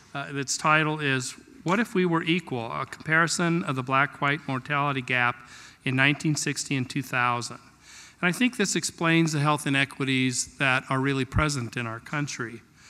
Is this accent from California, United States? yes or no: no; La Junta, Colorado, United States; my hometown, La Junta.